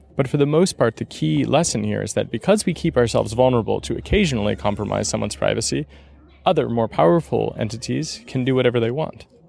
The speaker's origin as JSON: {"language": "English", "region": "California", "country": "United States", "also_born_or_lived": "Seattle / San Francisco", "moved": "as an adult", "lives_now": "Berlin, Germany", "said": "I'm from the Bear Republic of California, you know, so I'm from a very independent part of the United States"}